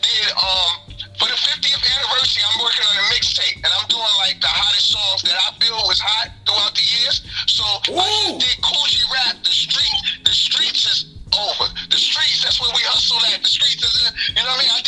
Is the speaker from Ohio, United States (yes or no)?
no; New York City, New York, United States; I was born in Queens, and I moved to Southside Queens. You know what I'm saying? My parents moved to Southside Queens. You know what I mean? I grew up in this spot called Rochdale.